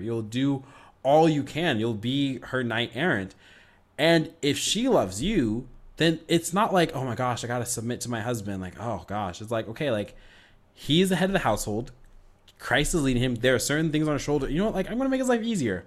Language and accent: English; United States; I love being an American